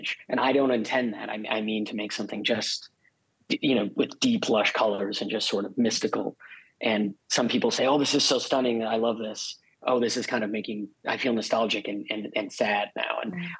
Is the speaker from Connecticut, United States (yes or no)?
yes; Connecticut, United States; now in Los Angeles, United States; I grew up in Connecticut